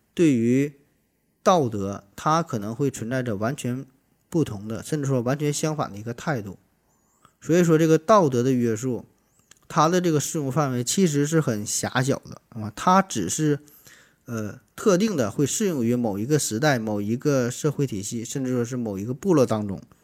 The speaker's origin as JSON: {"language": "Chinese", "town": "Shenyang", "region": "Liaoning", "country": "China", "said": "咱们沈阳人对于雪花纯生的一种昵称"}